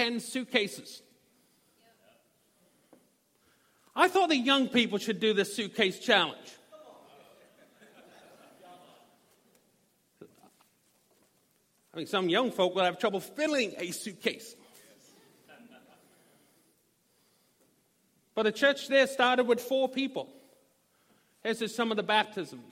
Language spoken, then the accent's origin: English; Norwich, East of England, United Kingdom; moved away as an adult; also born or lived in Little Rock, Arkansas; we decided to go back to my hometown. As you see, I have an accent. I'm not from these parts. Y'all. So we decided to go to England.